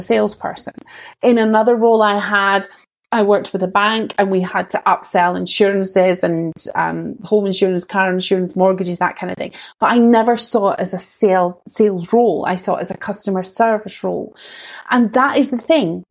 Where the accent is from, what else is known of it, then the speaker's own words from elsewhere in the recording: Scottish Borders, Scotland, United Kingdom; accent: Scottish; what you can probably tell from my accent is that I'm Scottish. So I'm actually like in the Scottish borders. And now I'm Scottish born and bred.